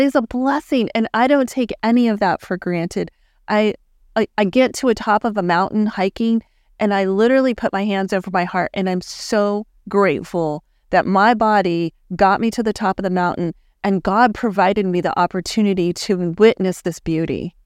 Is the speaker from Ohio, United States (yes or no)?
no; El Paso, Texas, United States; moved away as an adult; now in Dallas, United States; I grew up in El Paso, Texas